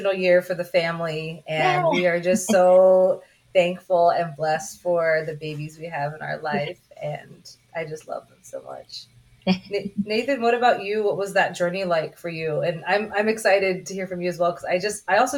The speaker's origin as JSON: {"language": "English", "region": "Kentucky", "country": "United States", "tie": "born or raised there", "said": "growing up in Kentucky"}